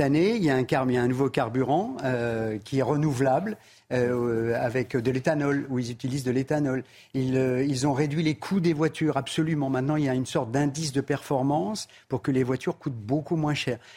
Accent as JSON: {"language": "French", "town": "Paris", "region": "Île-de-France", "country": "France", "tie": "born or raised there", "said": "je suis né à Belleville"}